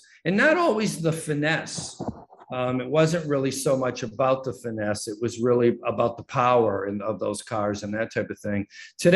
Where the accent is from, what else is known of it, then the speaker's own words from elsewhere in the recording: Detroit, Michigan, United States; I grew up in Detroit